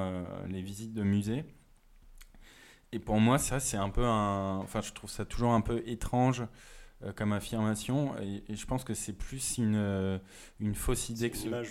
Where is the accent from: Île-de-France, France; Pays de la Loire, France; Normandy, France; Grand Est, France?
Grand Est, France; Moselle; now in Paris, France; je viens pas de Paris et que en Moselle les musées ne sont pas mm. légion